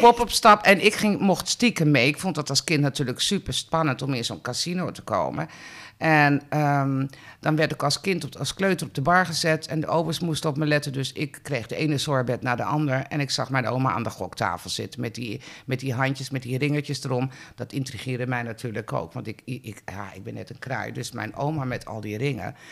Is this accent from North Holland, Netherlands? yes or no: yes; Heemstede, North Holland, Netherlands; ik ben ook opgegroeid in Heemstede